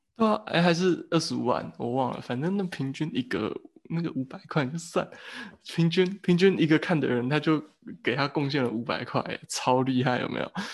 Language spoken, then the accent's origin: Chinese; Taiwan; also born or lived in Germany; 我觉得台湾人，我们可以做的一个策略，就是我们必须让德国人发现这件事情